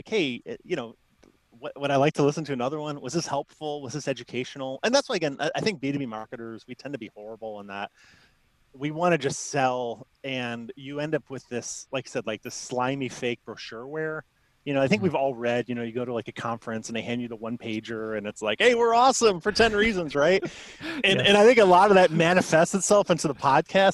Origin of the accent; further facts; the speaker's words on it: Chicago, Illinois, United States; I grew up in Chicago, so I'm Bulls, Bears fan